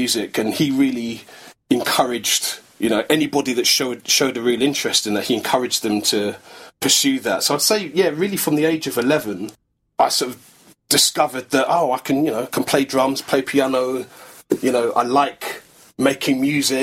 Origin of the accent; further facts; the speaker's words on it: London, United Kingdom; I grew up in North London, in Crouch End